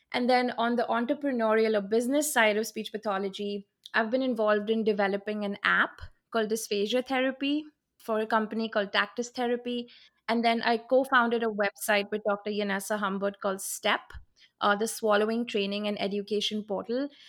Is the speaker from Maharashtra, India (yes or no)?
yes; Mumbai, Maharashtra, India; moved away as an adult; now in Jackson, United States; I'm originally from Mumbai, India